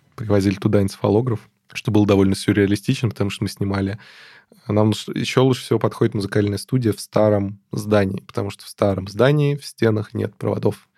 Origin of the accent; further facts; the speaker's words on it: Moscow, Russia; я из Москвы